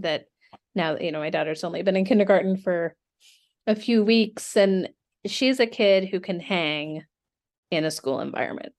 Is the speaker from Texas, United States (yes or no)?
no; Seattle, Washington, United States; moved away; I'm, I'm from Seattle originally